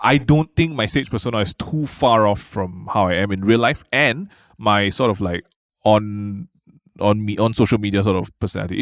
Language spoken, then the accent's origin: English; Malaysia